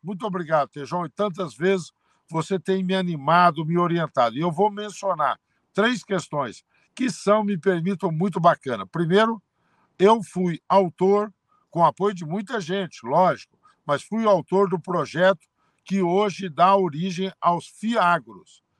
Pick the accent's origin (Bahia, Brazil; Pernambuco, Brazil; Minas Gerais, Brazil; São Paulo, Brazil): São Paulo, Brazil; Altinópolis; de Altinópolis, onde eu nasci